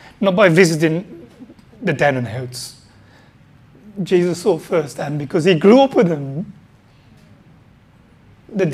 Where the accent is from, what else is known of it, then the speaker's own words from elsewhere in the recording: Wednesbury, West Midlands, United Kingdom; moved away; I grew up in Friar Park, near Birmingham, in Friar Park in Wensbury.